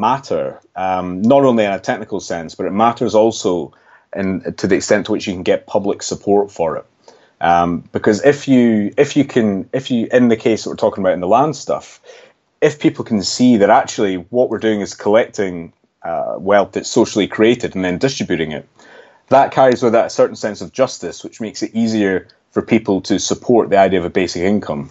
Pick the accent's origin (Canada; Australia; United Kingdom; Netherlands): United Kingdom; Scotland; you might be able to tell from my accent, I'm actually from Scotland